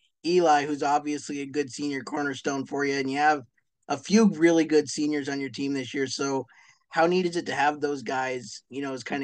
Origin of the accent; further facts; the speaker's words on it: Great Falls, Montana, United States; And I'm originally from Great Falls